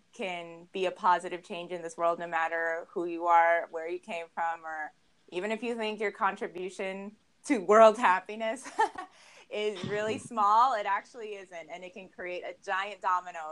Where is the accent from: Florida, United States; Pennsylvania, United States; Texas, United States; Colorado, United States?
Colorado, United States; Arvada; I grew up in Arvada, Colorado, and I actually went to Arvada High School